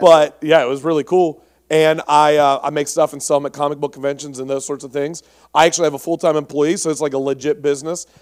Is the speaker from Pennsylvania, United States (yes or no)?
yes; Pittsburgh, Pennsylvania, United States; I'm from Pittsburgh, um, or around there